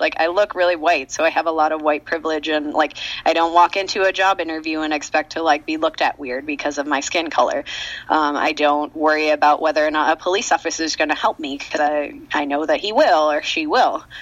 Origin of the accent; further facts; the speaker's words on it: United States; as an American, a black American